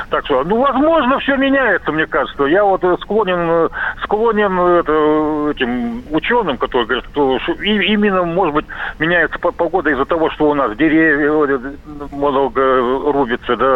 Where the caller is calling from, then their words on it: Crimea, Ukraine; Я с Крыма звоню